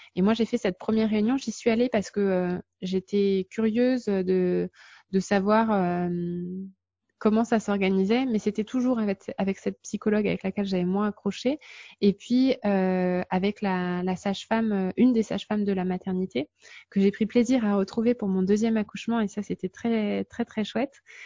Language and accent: French; France; now in Luxembourg; nous, en tant que Français